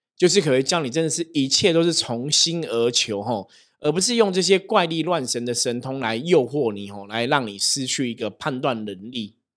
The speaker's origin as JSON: {"language": "Chinese", "country": "Taiwan", "said": "我们在台湾，我们是台湾人"}